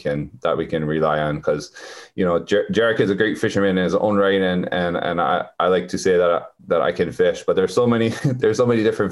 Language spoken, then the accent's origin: English; Waimea, Hawaii, United States; moved away as an adult; now in Pepeekeo, United States; I'm from Waimea, but we moved here and built our house here.